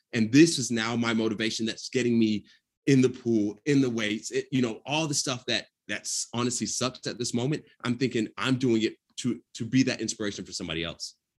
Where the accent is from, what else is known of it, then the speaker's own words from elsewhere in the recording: Atlanta, Georgia, United States; I'm from Atlanta